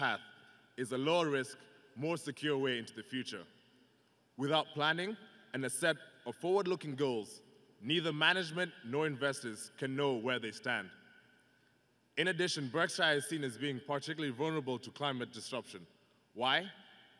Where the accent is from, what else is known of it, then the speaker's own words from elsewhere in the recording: Kenya; moved away as an adult; now in Iowa, United States; I hail from Kenya